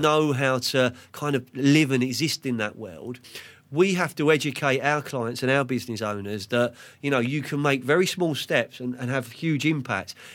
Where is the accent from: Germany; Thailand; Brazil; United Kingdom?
United Kingdom; London; now in Sussex, United Kingdom; We're from Fulham, West London. We live in Sussex